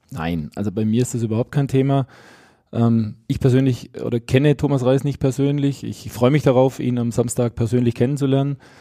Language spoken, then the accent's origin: German; Stuttgart, Baden-Württemberg, Germany; moved away as an adult; also born or lived in Bochum; now in Salzburg, Austria; wenn ich an meine Heimat denke, äh, in Stuttgart oder jetzt, wo wir jetzt mit der Familie leben, in, in Salzburg